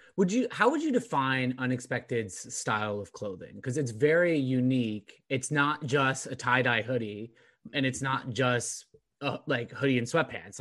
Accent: Orange County, California, United States; now in Boston, United States; I grew up in Orange County, I thought everything there was slower pace

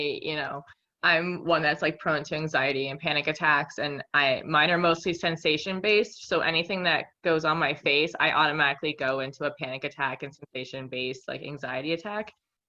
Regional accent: Northern New Jersey, United States; So I'm from Northern New Jersey. So I'm not from the part when you fly into Newark Airport or the Jersey Shore. I'm coming from the part that has the mountains and the horse country and everything.

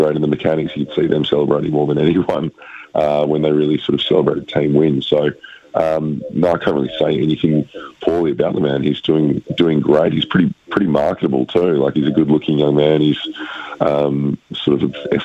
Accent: Perth, Western Australia, Australia; I'm originally from Perth

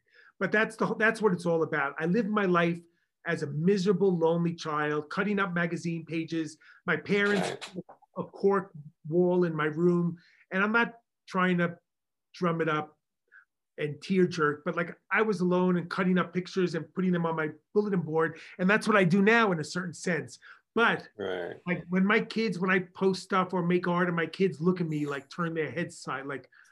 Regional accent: Long Island, New York, United States; accent: Long Island; my Long Island accent

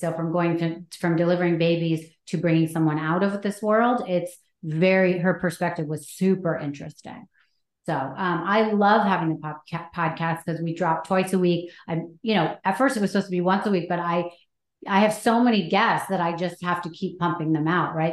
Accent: Anchorage, Alaska, United States; I was born in Anchorage because my parents went to Anchorage on a date

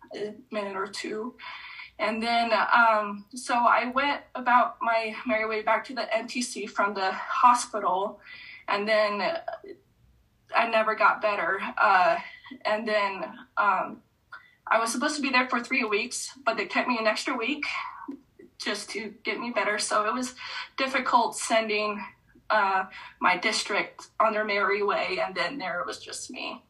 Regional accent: an hour north of San Diego, California, United States; moved away; also born or lived in Utah; I went back to my home state and let alone just an hour south of where I grew up

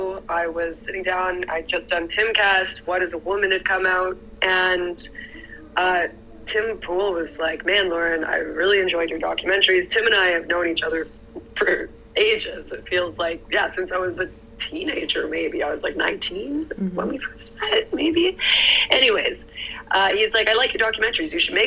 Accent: Canada; I'm Canadian

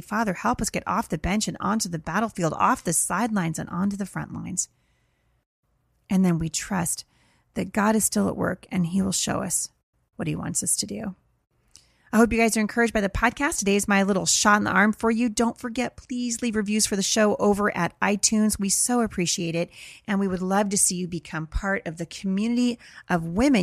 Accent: Portland, Oregon, United States; I'm from Portland

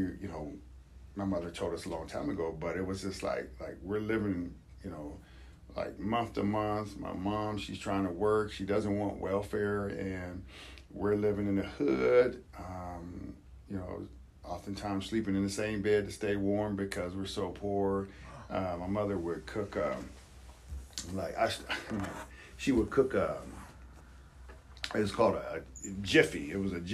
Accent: Youngstown, Ohio, United States; also born or lived in Cheney, Washington; now in Spokane, United States; I'm a young kid. I'm growing up in Youngstown, Ohio

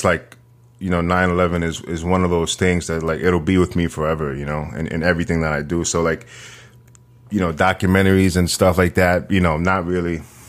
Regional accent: New York City, New York, United States; the neighborhood that I grew up in Northern Manhattan, you know, for a small area, I think something like 30 people died in the towers

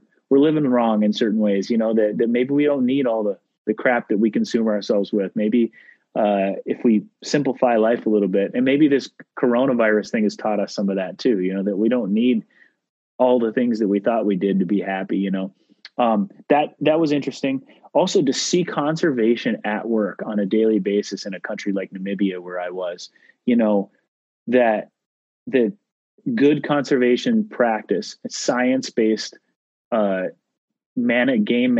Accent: Midwest, United States; I grew up in the Midwest, white-tailed deer and fishing and grouse and ducks and pheasants.

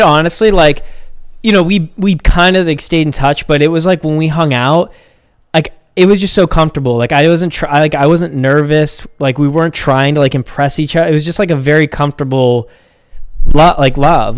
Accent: Pittsburgh, Pennsylvania, United States; born and raised in Pittsburgh. Uh, we still live here

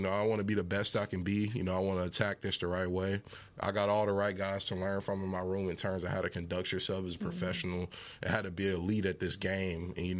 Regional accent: Fort Worth, Texas, United States; I grew up in Fort Worth, went to North Crowley. Yeah. You know, I've been around this my whole life. And now, you know, I'm my hometown team's number one pick.

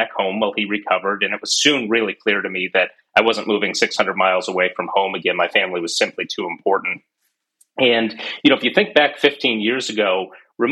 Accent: Corning, New York, United States; also born or lived in Rochester, New York; back in my childhood, I grew up in the Corning area

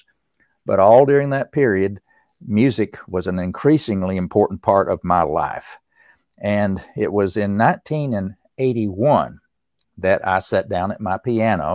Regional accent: East Tennessee, United States; growing up in East Tennessee

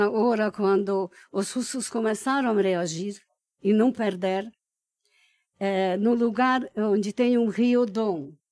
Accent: Budapest, Hungary; born there; Portuguese is a second language; Eu nasci em Budapeste, na Hungria

